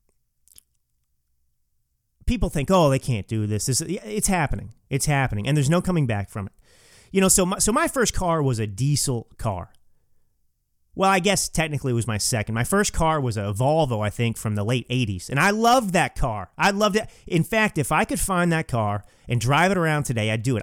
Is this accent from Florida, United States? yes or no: no; Texas, United States; moved away as an adult; also born or lived in California; now in Napa Valley, United States; I grew up in Texas, but I came out to California, uh, when I was eighteen years old